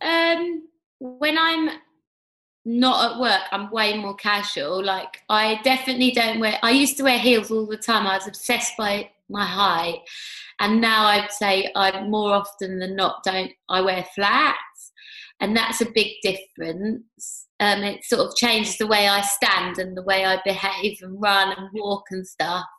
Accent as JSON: {"language": "English", "region": "London", "country": "United Kingdom", "tie": "born or raised there", "said": "I was brought up in Hackney"}